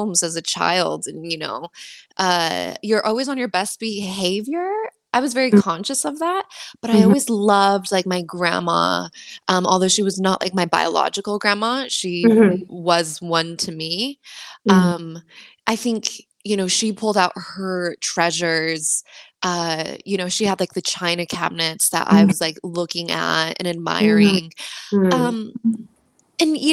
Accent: United States; now in Sweden; my parents are Mexican, and I was raised in the United States.

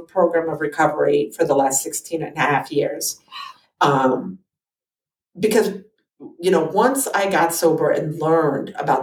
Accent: New Jersey, United States; moved away as an adult; now in Pennsylvania, United States; I'm from New Jersey

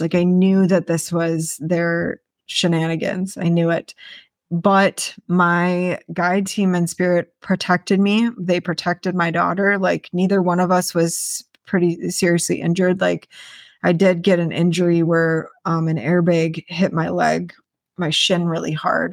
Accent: Wisconsin, United States; moved away; I grew up in Wisconsin

